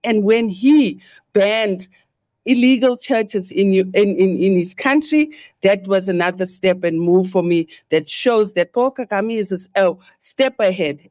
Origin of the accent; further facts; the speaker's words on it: South Africa; I, me in South Africa, growing up